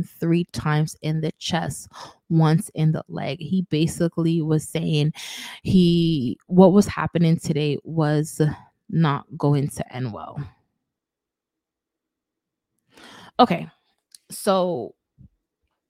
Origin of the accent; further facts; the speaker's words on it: New York City, New York, United States; my hometown, New York